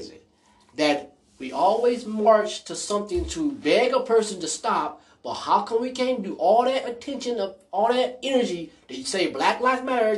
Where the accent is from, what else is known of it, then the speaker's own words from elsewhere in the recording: United States; I was born in America